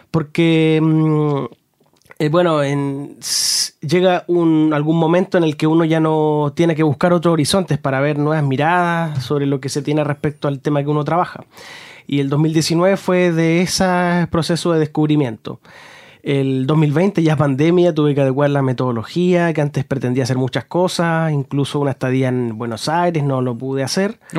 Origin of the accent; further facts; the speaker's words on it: Concepción, Biobío, Chile; yo soy de Concepción